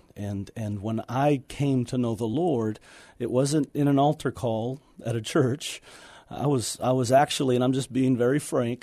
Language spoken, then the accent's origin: English; Houston, Texas, United States; moved away as an adult; got into the wrong, you know, lifestyle and, and situation in Houston